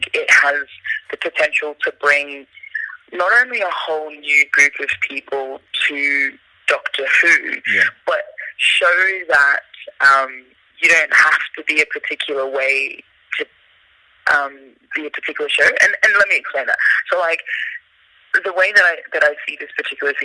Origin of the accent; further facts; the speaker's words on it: Brisbane, Queensland, Australia; also born or lived in Africa; a young, you know, African-born Muslim girl growing up in Brisbane